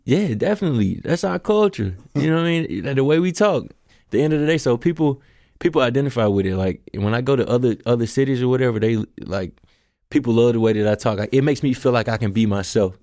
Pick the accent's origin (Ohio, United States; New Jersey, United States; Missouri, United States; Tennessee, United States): Tennessee, United States; Memphis; I'm from South Memphis, so by the, by Hamilton High School, so it's right there, and that, that's kinda where I grew up